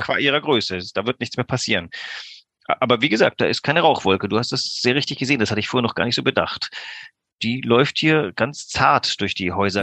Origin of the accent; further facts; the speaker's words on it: Greece; moved away; ich bin auch in Griechenland groß geworden